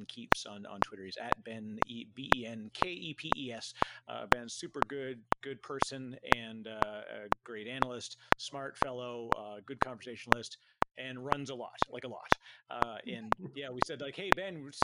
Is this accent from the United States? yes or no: no; Canada; I'm Canadian